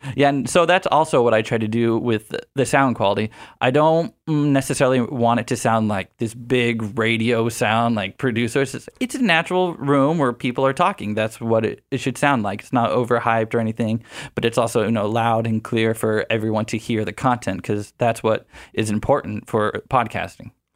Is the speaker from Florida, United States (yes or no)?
no; Houston, Texas, United States; moved away as an adult; also born or lived in San Marcos, Texas; now in San Diego, United States; I'm from Houston, Texas